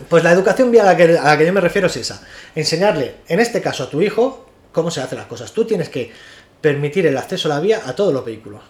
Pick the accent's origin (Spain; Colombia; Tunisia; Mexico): Spain; Somos españoles